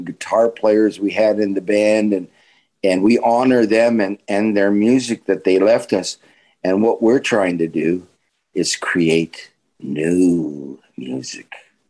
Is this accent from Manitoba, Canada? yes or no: yes; Winnipeg, Manitoba, Canada; And he knew who I was because I was a star in Winnipeg.